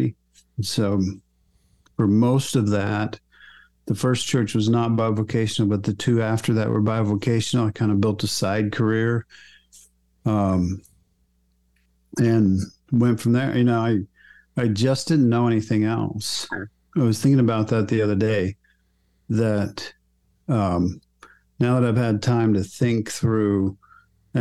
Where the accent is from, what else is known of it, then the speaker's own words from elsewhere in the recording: Oklahoma, United States; I was raised in Oklahoma